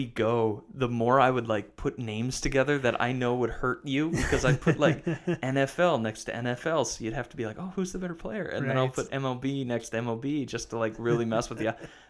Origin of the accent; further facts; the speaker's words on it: Wisconsin, United States; But I grew up, I know Greg detests this, I grew up in Wisconsin, and there's only three people we worship.